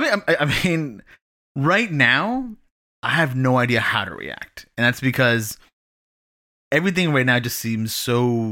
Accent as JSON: {"language": "English", "country": "Canada", "said": "as a Canadian"}